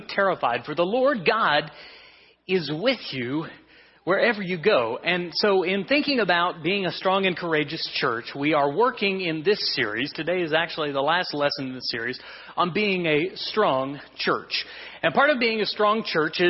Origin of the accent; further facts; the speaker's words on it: Kansas, United States; we're from Kansas